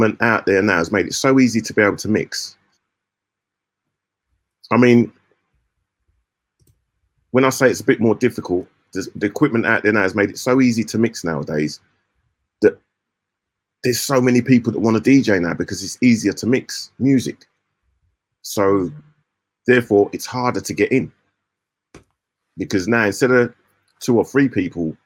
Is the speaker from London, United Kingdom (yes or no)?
yes; London, United Kingdom; I come from London